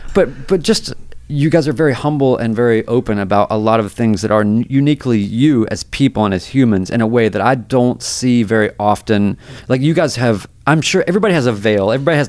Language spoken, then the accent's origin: English; North Carolina, United States; also born or lived in New York / Seattle / Nashville; I'm from North Carolina. I lived in New York. I've lived in Seattle, lived in Nashville, whatever.